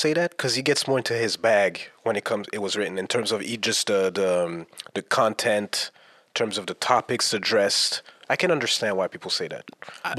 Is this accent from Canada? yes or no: yes; Montreal, Quebec, Canada; And as Montrealers, do you think we're more influenced by the East Coast? Like, meaning New York? Because I wasn't really influenced by that growing up. I was South through and through.